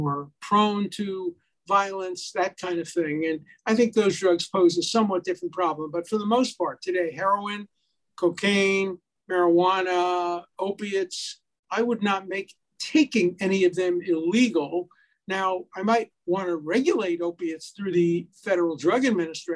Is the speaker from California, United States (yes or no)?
no; New York City, New York, United States; moved away; also born or lived in Hyattsville, Maryland; I come from Brooklyn